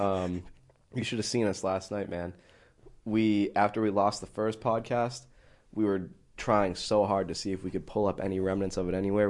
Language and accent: English; New England, United States; I'm from New England.